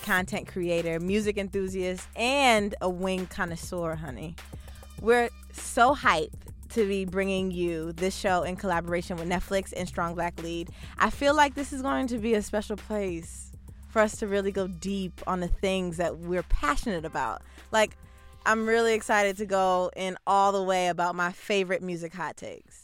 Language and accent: English; New Jersey, United States; also born or lived in Bronx, New York; I was born in the Bronx, uh, raised in New Jersey